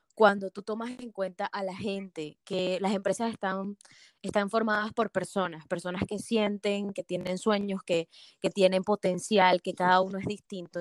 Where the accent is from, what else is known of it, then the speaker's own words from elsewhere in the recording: Venezuela; moved away as an adult; now in Atlanta, United States; yo, como sabes, ya soy de Venezuela.